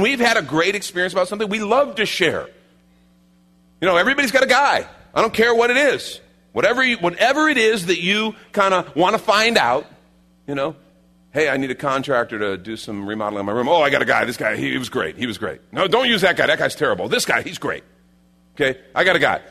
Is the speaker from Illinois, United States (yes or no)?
yes; Chicago, Illinois, United States; I grew up in Chicago